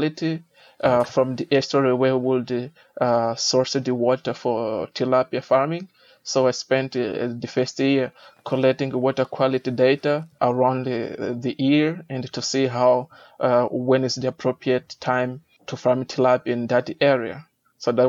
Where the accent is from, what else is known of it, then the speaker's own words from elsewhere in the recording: Mozambique; I'm originally from Mozambique